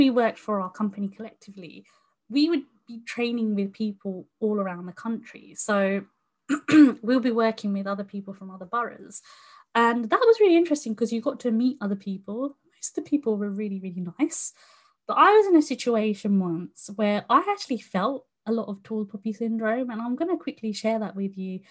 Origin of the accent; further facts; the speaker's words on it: United Kingdom; I was born in, you know, the UK